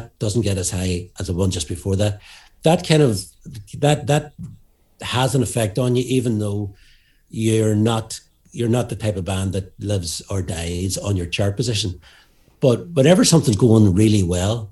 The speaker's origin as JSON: {"language": "English", "town": "Derry", "region": "Northern Ireland", "country": "United Kingdom", "said": "we're from Derry"}